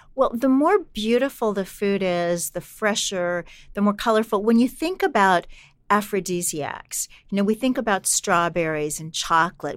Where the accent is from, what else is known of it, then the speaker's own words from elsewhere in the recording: Kansas City, Missouri, United States; when I was a kid growing up in Kansas City